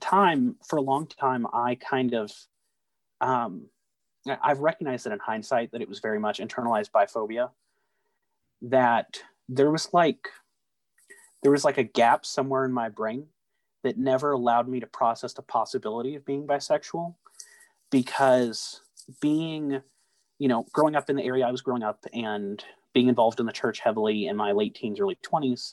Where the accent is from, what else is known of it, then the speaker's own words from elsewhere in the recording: Southeast Texas, United States; growing up in Southeast Texas